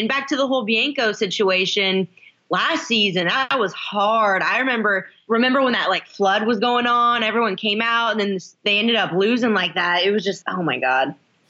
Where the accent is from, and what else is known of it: Indiana, United States